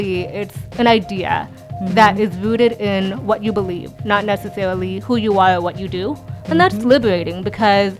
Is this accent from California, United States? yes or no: yes; San Francisco, California, United States; I'm from San Francisco, born and raised